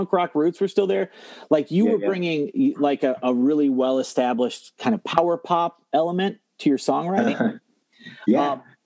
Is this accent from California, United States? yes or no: no; Toledo, Ohio, United States; I'm from the Toledo area